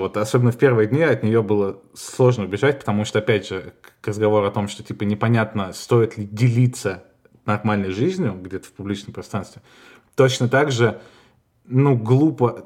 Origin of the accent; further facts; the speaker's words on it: Russia; moved away as an adult; now in Spain; я из России